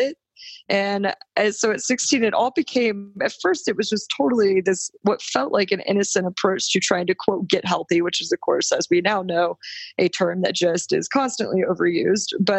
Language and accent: English; Texas, United States; moved away as an adult; also born or lived in New York; I'm from Texas and I was back home with my parents